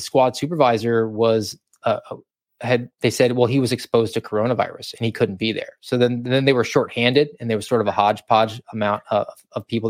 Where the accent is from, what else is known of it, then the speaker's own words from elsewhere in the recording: Georgia, United States; moved away; I'm from Georgia, wanted to get a little bit closer to home